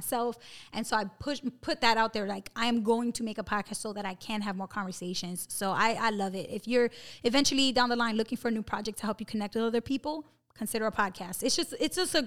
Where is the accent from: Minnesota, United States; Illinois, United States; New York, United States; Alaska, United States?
New York, United States; New York City; We're both from Brooklyn